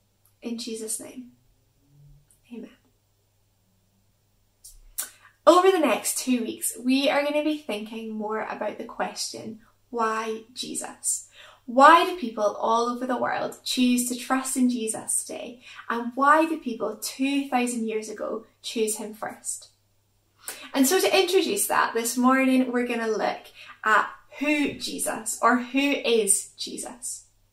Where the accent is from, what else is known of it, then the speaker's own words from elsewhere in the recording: Stirling, Scotland, United Kingdom; I am originally from Stirling, although you might not guess it from my accent, and I kind of hope that you can.